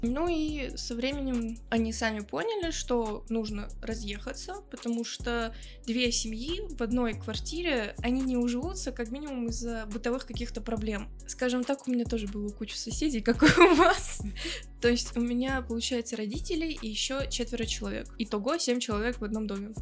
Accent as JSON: {"language": "Russian", "country": "Russia", "tie": "born or raised there", "said": "Я выросла в России"}